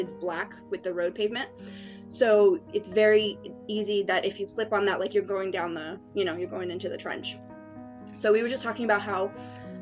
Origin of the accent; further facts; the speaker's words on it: Cape Cod, Massachusetts, United States; I'm from Cape Cod, Massachusetts.